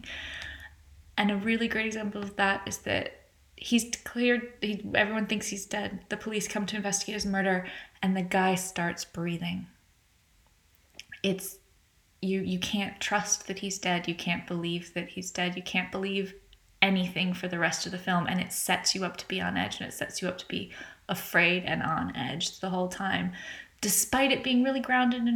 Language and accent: English; United States; accent: American; as you can tell from my accent, I'm American